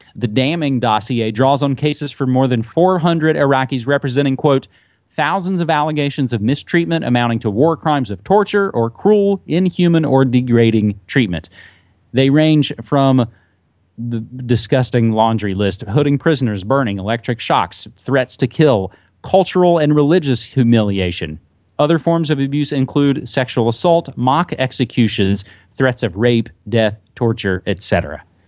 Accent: West Virginia, United States; my home state

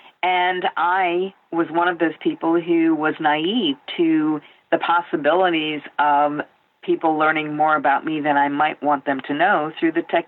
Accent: United States

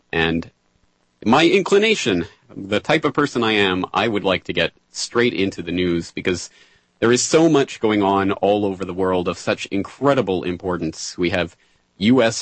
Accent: Calgary, Alberta, Canada; moved away as an adult; now in Japan; I was born and raised in the foothills of the Rocky Mountains in beautiful Calgary, Alberta.

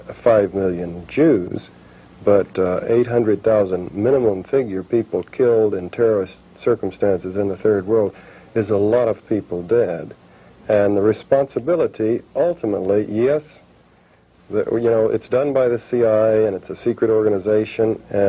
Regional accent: United States; as an American citizen

